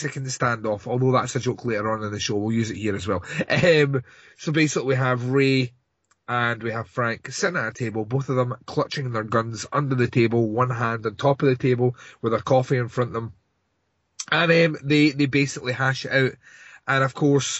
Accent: Scotland, United Kingdom; I'm Scottish

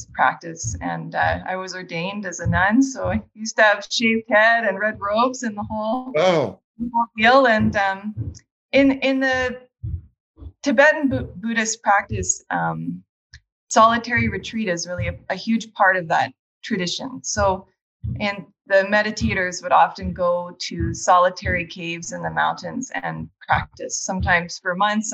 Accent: Calgary, Alberta, Canada; also born or lived in Banff; I grew up in Calgary and skiing

